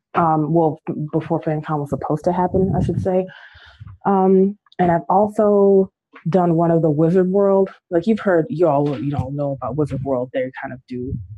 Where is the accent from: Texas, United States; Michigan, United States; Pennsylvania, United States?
Michigan, United States; Detroit; I grew up in Rosedale